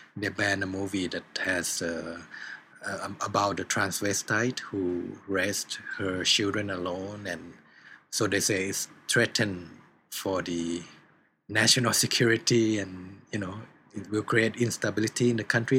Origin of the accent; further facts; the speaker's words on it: Thailand